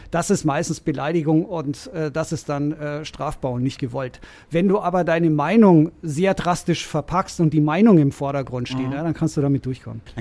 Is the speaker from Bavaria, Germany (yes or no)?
yes; Rosenheim, Bavaria, Germany; Ich bin äh, Rosenheimer. Ich komme aus, äh, aus Oberbayern.